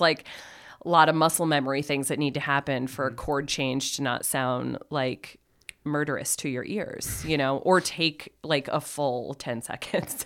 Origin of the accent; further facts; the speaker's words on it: Plattsburgh, New York, United States; moved away as an adult; also born or lived in Ithaca, New York / Ireland / Saint Thomas; now in Burlington, United States; I was born and raised in Plattsburgh